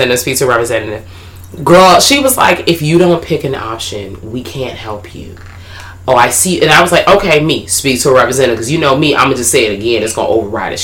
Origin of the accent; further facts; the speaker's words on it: Washington, District of Columbia, United States; accent: DC; my accent is getting in the way. And I'm like, alright, so this bitch don't know DC accent